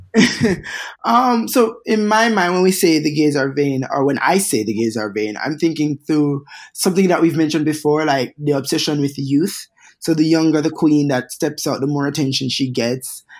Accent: Jamaica; moved away; three hair whipping, heel strutting Jamaican queens

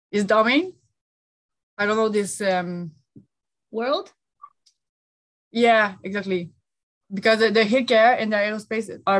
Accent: Quebec, Canada; I live uh, in uh, Quebec, Montreal, Canada, and that's where I grew uh, in a little uh, country. Just, I- am not a city girl.

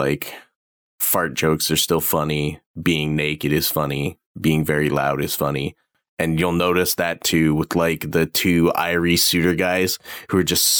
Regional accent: Canada; As a Canadian

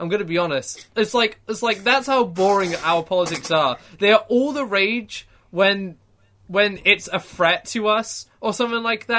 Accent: United Kingdom; I'm still British

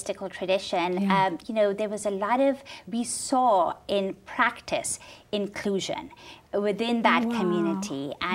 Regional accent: Lahore, Punjab, Pakistan; moved away; also born or lived in England; I grew up in Pakistan. I was born and raised in Lahore and spent most of my life there, my early life there, except for about 4 years when my family sought asylum in England.

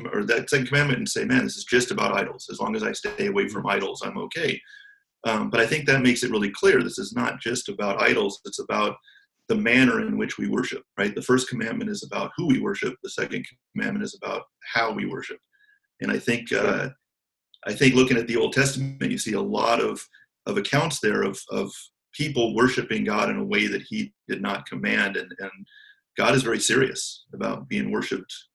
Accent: Orange County, California, United States; I was born and raised in Orange County and still live in Orange County

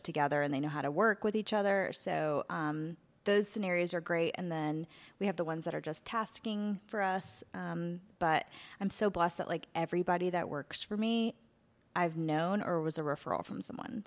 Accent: Asheville, North Carolina, United States; I grew up in Asheville and had a house and pet sitting business

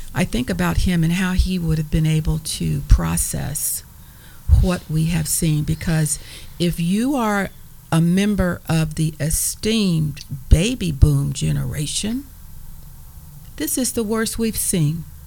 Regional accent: Evansville, Indiana, United States; growing up in Evansville, Indiana

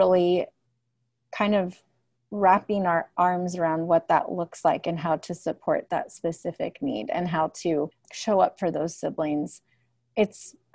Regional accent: Santa Cruz, California, United States; I grew up here in Santa Cruz

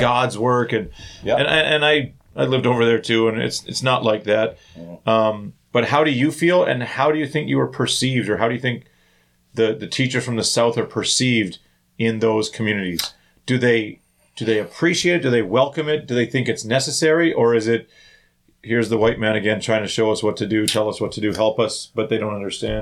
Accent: Thunder Bay, Ontario, Canada; growing up in Thunder Bay

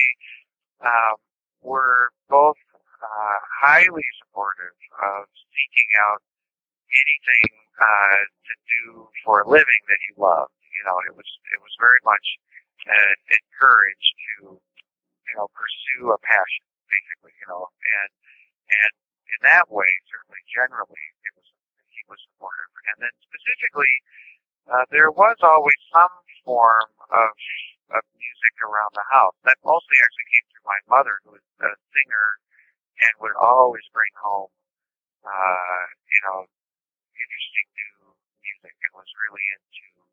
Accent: Omaha, Nebraska, United States; I grew up in Omaha, Nebraska

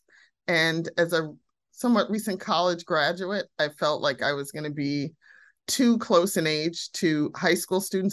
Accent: New York City, New York, United States; also born or lived in Barbados; I grew up on the Upper West Side of Manhattan for the most part, lived in my mother's family's home country of Barbados for a few years

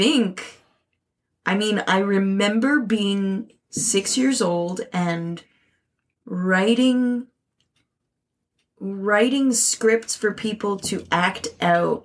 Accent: Canada; a Canadian artist

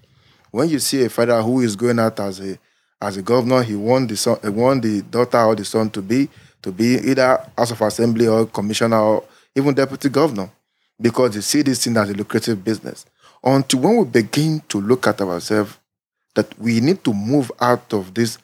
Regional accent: Nigeria; I've been voting since 1999 to date. What have I achieved as a Nigerian? Nothing. The only thing is just that I achieved is just I'm using that passport to travel.

